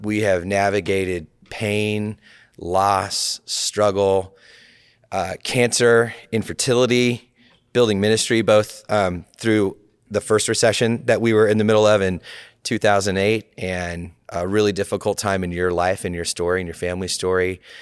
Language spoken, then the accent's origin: English; California, United States; it's my home state